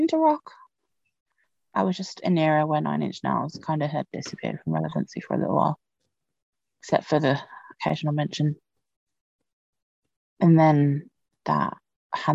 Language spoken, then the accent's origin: English; United Kingdom; I know I'm British